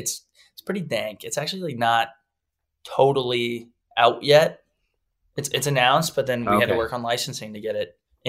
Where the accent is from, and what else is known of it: Texas, United States